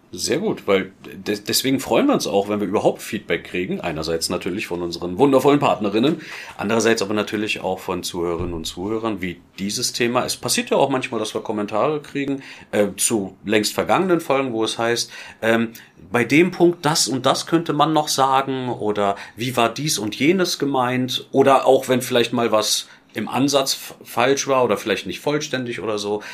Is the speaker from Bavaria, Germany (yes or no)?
no; Berlin, Germany; moved away as an adult; now in Filderstadt, Germany; als Berliner